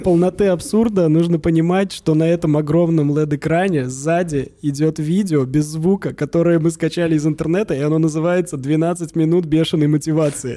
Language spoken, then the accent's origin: Russian; Samara, Samara Oblast, Russia; now in Moscow, Russia; Я из Самары